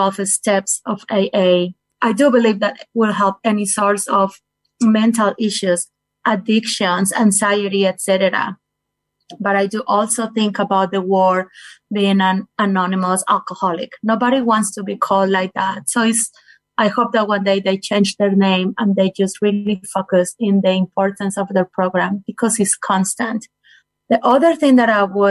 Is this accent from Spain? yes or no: no; Colombia; moved away as an adult; also born or lived in Florida, United States; now in Invercargill, New Zealand; I was born in Colombia. I lived there until my late 20s. Then I moved to the United States.